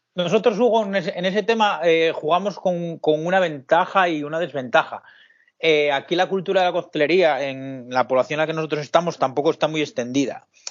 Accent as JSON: {"language": "Spanish", "town": "Pola de Siero", "region": "Asturias", "country": "Spain", "said": "yo soy un chico de Asturias, de Pola de Siero, un pequeño pueblo de aquí de Asturias de unos 12.000 habitantes."}